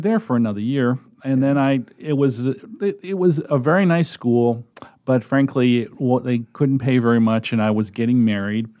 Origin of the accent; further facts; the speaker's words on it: Connecticut, United States; moved away as an adult; also born or lived in Massachusetts / Nebraska; now in Omaha, United States; I was born in Massachusetts, moved to, or my family moved to Connecticut, and I grew up and went to the University of Connecticut